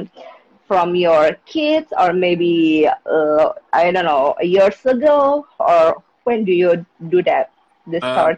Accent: Jakarta, Indonesia; English is a second language; from Jakarta, Indonesia. I'm an indie podcaster, of course.

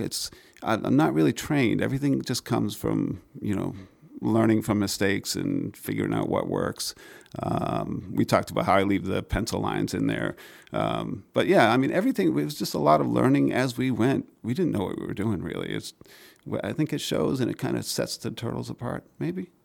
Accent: Maine, United States; I grew up in Maine

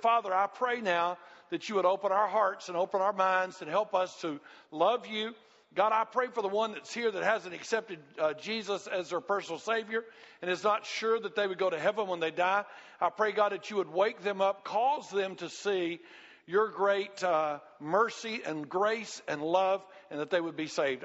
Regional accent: United States; growing up in America, growing up in this Christian environment

